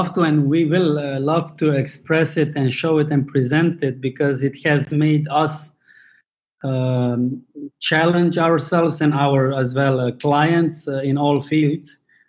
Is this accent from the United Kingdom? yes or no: no; Slovenia; In Slovenia as well. That's former Yugoslavia in not as Balkans. We are neighbors with Italy, Austria, Hungary, Croatia.